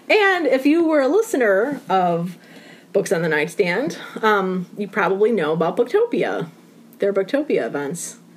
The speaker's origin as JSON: {"language": "English", "region": "Ohio", "country": "United States", "tie": "born or raised there", "moved": "as an adult", "lives_now": "Guilford, United States", "said": "I'm from Illinois originally. And I was born and raised in Ohio. And we are transplants to Connecticut. I've been here three years."}